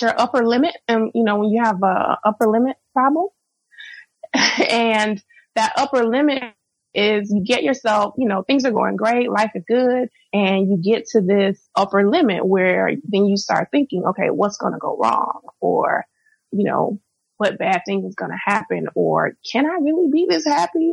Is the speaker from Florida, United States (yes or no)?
yes; Florida, United States; moved away as an adult; also born or lived in Houston, Texas; I'm born and raised in Florida. I went to college in Florida.